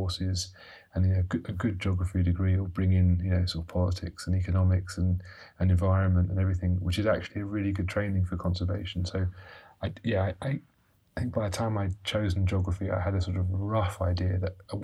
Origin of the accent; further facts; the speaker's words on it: London, United Kingdom; we grew up in London